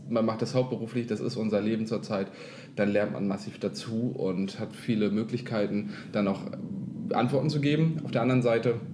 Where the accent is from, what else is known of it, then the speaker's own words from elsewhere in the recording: Kiel, Schleswig-Holstein, Germany; yeah. wir kommen aus Kiel